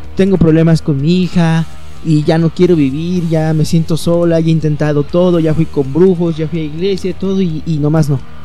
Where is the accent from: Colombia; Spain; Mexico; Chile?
Mexico; aquí en México